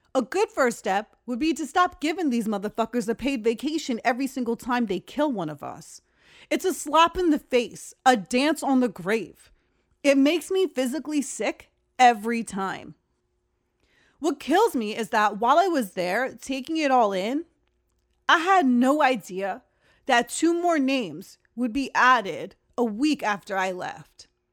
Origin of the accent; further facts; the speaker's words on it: Uniondale, New York, United States; moved away; I'm from Uniondale.